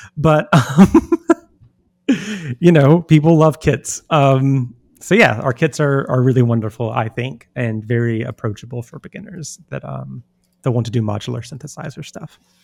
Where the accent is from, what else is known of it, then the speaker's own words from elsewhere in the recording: United States; as an American